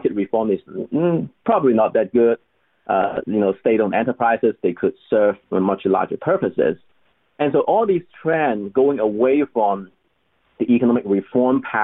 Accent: China; moved away as an adult; also born or lived in Hong Kong; I was born and raised in China until I finished college.

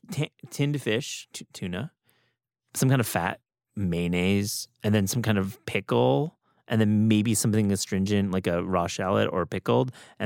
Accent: New York, United States; I grew up in New York, at least my young days. There was a deli near my apartment on Avenue

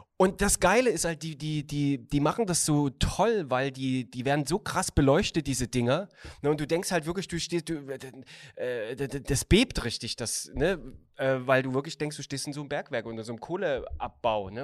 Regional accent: Chemnitz, Saxony, Germany; aus der Stadt, wo ich geboren bin

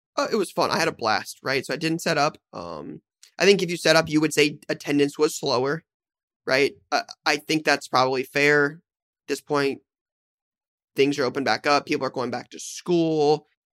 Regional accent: Columbus, Ohio, United States; I grew up in Columbus

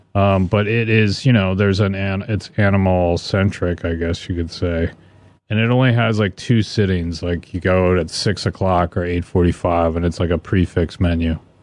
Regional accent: Vancouver, Washington, United States; accent: Northwestern; moved away; also born or lived in Portland, Oregon; I was born in, um, Vancouver, Washington, which is just over the river from, uh, Portland, Oregon

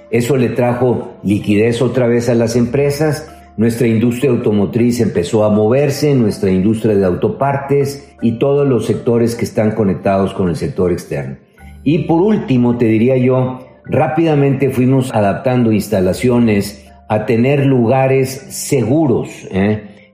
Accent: Mexico; now in Monterrey, Mexico; como mexicanos

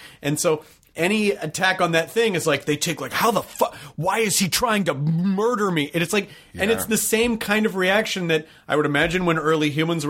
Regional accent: Tennessee, United States; I'm from Tennessee.

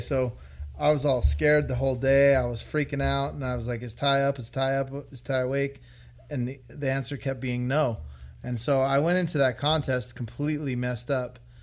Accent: Las Vegas, Nevada, United States; I was born and raised in Vegas

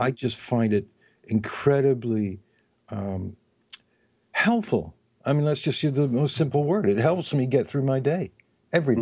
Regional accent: England, United Kingdom; I'm from England

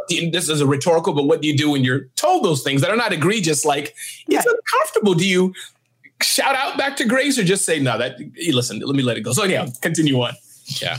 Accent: New York City, New York, United States; I was raised in Brooklyn

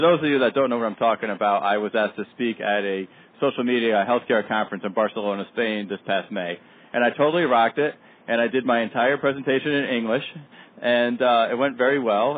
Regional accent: Danbury, Connecticut, United States; my hometown, Danbury, Connecticut

